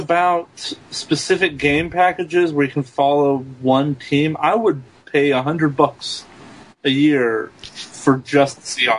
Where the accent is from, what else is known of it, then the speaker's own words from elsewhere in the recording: Seattle, Washington, United States; I'm from Seattle.